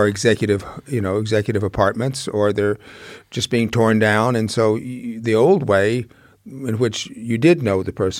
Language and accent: English; Jackson, Mississippi, United States; moved away; I grew up in Mississippi.